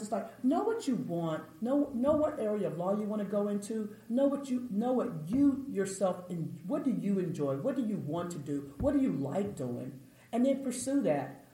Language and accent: English; Austin, Texas, United States; I was from Austin